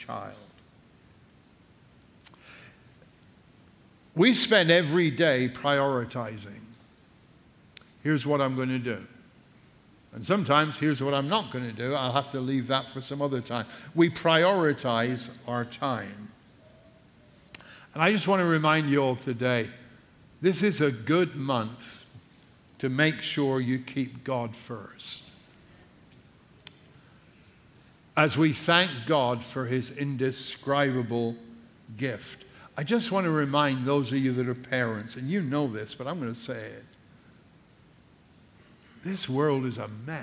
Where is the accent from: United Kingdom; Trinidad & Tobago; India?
United Kingdom; England; now in United States; as an Englishman by birth